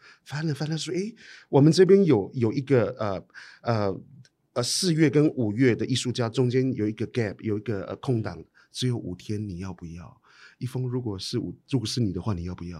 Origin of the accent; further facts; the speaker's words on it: Taiwan; first language Amis; Chinese is a second language; moved away; 母语啊，我听的能力百分之九十五以上啊。我可以直接现场每翻中， 就阿美族